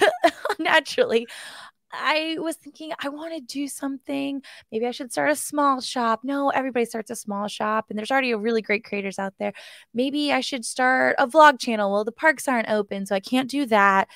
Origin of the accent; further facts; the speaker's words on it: East Coast, United States; growing up on the East Coast